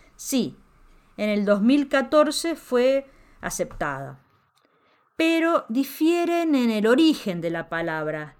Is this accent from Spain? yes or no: no; Mexico; En México también decimos